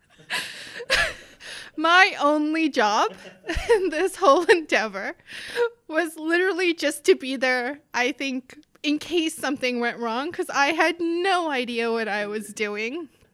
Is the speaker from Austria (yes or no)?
no; South Africa; moved away as an adult; also born or lived in northern Manitoba; now in Canada; I grew up in South Africa